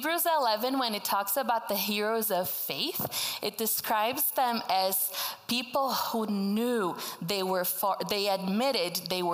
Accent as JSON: {"language": "English", "country": "Brazil", "tie": "born or raised there", "first_language": "Portuguese", "second_language": "English", "moved": "as an adult", "lives_now": "United States", "said": "I was born and raised in Brazil, spoke Portuguese my whole life. That's why I talk like this, have a little accent."}